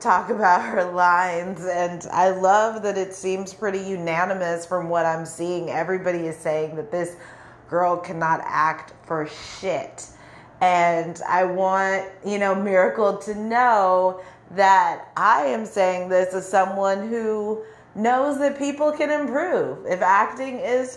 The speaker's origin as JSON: {"language": "English", "region": "California", "country": "United States", "tie": "born or raised there", "moved": "as an adult", "said": "go to California, go back to my hometown to visit"}